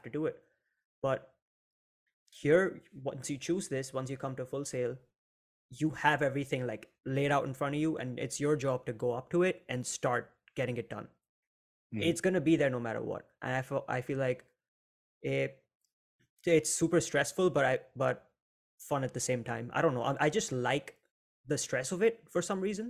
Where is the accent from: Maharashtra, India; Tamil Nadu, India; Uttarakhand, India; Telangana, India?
Maharashtra, India; Mumbai; moved away; I'm from India, Mumbai specifically